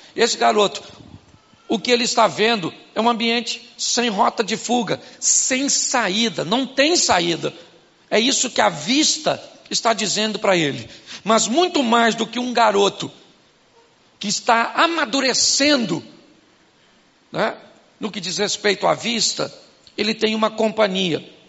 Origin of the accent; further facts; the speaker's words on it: Carioca, Baixada Fluminense, Rio de Janeiro, Brazil; Eu sou carioca, baixada